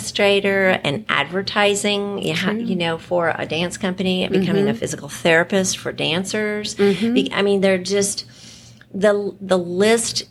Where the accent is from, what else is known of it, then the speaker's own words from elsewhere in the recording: New England, United States; moved away as an adult; now in Richardson, United States; I grew up in New England